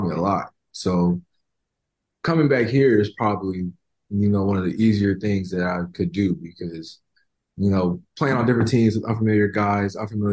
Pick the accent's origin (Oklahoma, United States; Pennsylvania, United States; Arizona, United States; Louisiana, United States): Oklahoma, United States; Oklahoma City; now in Miami, United States; I grew up in Oklahoma City.